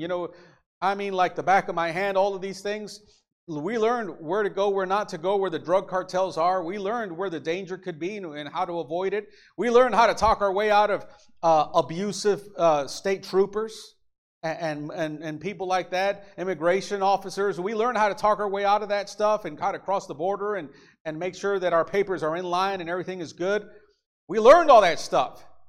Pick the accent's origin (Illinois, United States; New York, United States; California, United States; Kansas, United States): Illinois, United States; also born or lived in Mexico; I was born in Illinois, so I'm American, but I became a Mexican citizen. I, I have Mexican parents